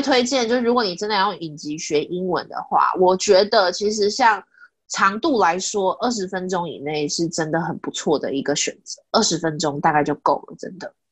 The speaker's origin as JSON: {"language": "Chinese", "region": "Kaohsiung", "country": "Taiwan", "said": "我是高雄人"}